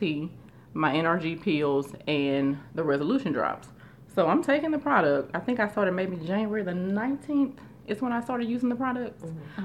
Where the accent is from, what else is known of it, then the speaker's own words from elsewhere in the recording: Shreveport, Louisiana, United States; I am originally from Shreveport, Louisiana